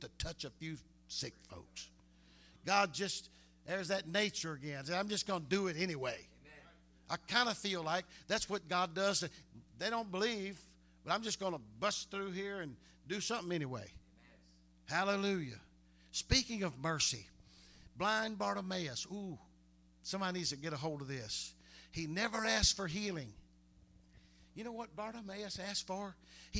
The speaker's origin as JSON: {"language": "English", "town": "Harrisonburg", "country": "United States", "tie": "born or raised there", "said": "They used to say that about my hometown. Said, can anything good come out of Harrisonburg?"}